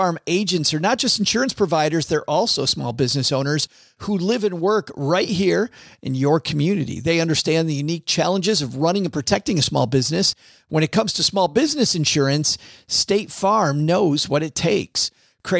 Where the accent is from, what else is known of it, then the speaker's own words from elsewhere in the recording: Detroit, Michigan, United States; my hometown of Detroit, Michigan